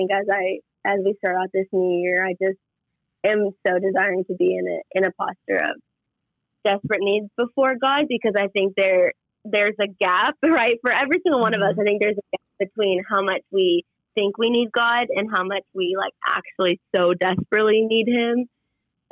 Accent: Minnetonka, Minnesota, United States; moved away as an adult; also born or lived in Dallas, Texas; now in Waco, United States; I grew up obviously in Minnesota, right in the Minnetonka, Tianhassen area

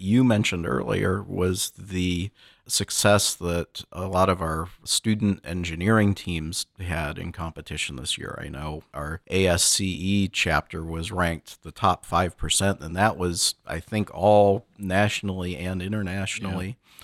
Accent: Michigan, United States; moved away; me growing up in Michigan

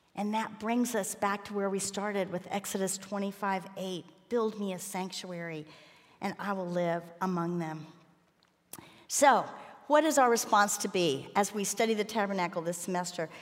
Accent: Miami, Florida, United States; I grew up in Miami

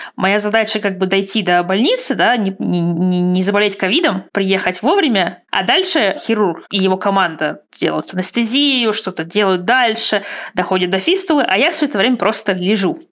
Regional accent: Russia; moved away; я из России

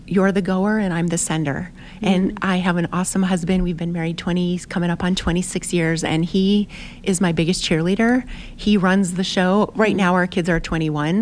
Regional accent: United States; we're from America

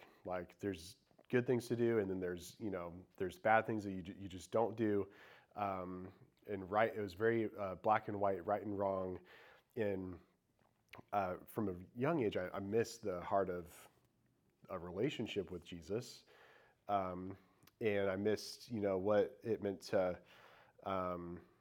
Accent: Indiana, United States; moved away as an adult; now in Charlotte, United States; I grew up in Indiana and in a very small town

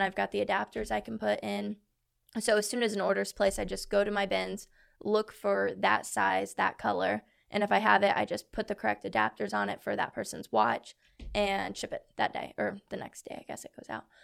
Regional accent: Columbus, Indiana, United States; I'm from Columbus, Indiana.

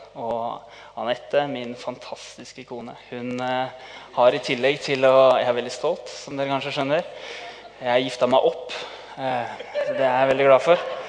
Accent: Tønsberg, Vestfold, Norway; vi kommer fra Tønsberg. Min vakre kone og jeg

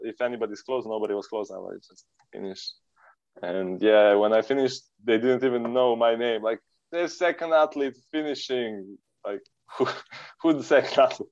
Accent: Serbia; We are from Serbia

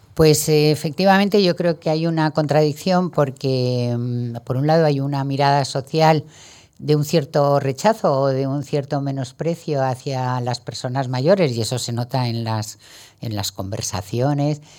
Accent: Valencian Community, Spain; also born or lived in Madrid; soy valenciana. Me encanta estar en Madrid también, pero, pero sí, ahí es mi, es mi tierra

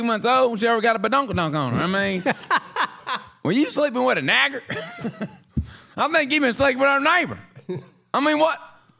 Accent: Cleveland, Ohio, United States; I told you 3 times ago, I'm from Cleveland, you know?

